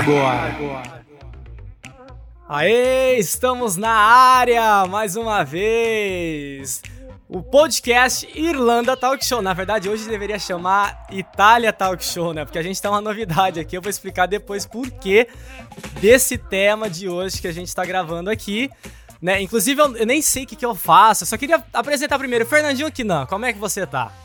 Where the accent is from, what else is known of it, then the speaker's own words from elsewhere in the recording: Ribeirão Preto, São Paulo, Brazil; moved away; eu nasci em Ribeirão Preto